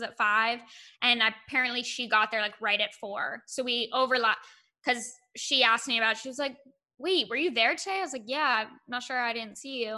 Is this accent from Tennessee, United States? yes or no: no; Monterey, California, United States; I was born and raised in Monterey